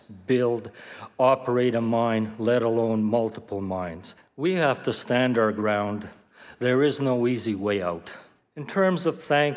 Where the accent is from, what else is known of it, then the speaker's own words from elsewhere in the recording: Rouyn-Noranda, Quebec, Canada; my hometown, Rouyn-Noranda